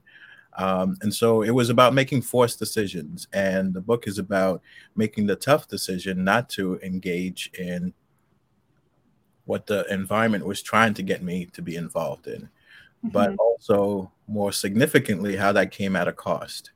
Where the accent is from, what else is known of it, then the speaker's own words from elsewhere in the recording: New York City, New York, United States; also born or lived in Haiti; I was born in Haiti, but I grew up, you know, about nine till I was about nine, and then I came to the States and I lived in Jamaica, Queens